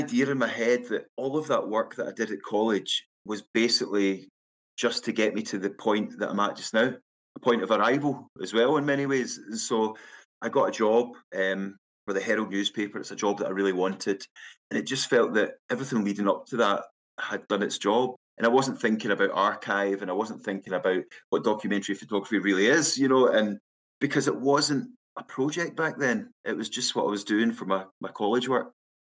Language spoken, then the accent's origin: English; Glasgow, Scotland, United Kingdom; also born or lived in Castlemilk, Glasgow; I was born in Castlemilk, but I never grew up there. I was only there for a year or two of my life. And I moved around an awful lot. My brothers, my sisters, we were in so many different houses, but it was always the south side of Glasgow.